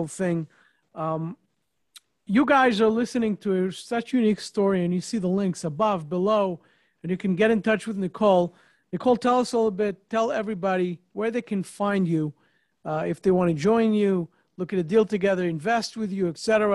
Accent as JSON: {"language": "English", "region": "New York", "country": "United States", "moved": "yes", "said": "I'm also a New Yorker, not in New York right now, but a New York person"}